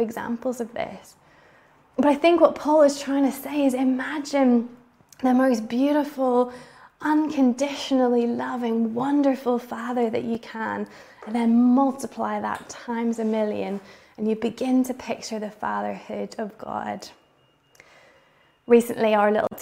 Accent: Bangor, Northern Ireland, United Kingdom; my hometown of Bangor, Northern Ireland

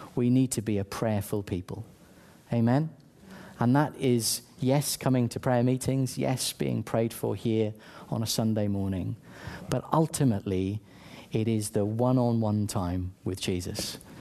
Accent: South Wales, United Kingdom; I grew up in South Wales, sunny South Wales, one of the best nations on earth

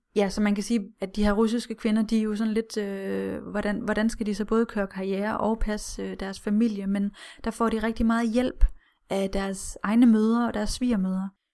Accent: Denmark

